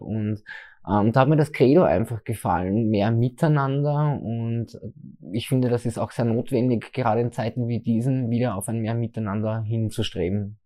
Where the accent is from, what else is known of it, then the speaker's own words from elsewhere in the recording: Leibnitz, Styria, Austria; now in Graz, Austria; ich komme ursprünglich aus der Südsteiermark, aus dem schönen Leibniz